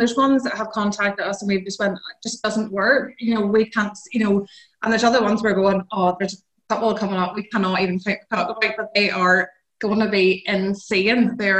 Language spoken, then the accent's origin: English; Northern Ireland, United Kingdom; … and …, we're both from Northern Ireland.